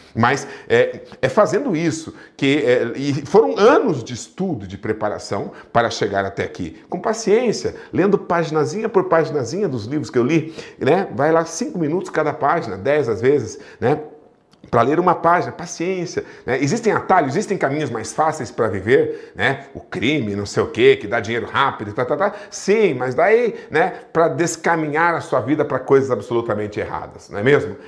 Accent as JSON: {"language": "Portuguese", "country": "Brazil", "said": "eu sou brasileiro"}